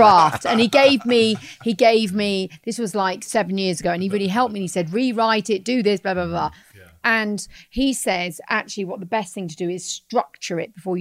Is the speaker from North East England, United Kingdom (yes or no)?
no; Watford, East of England, United Kingdom; I was born in Watford, which is kind of like the overspill of London.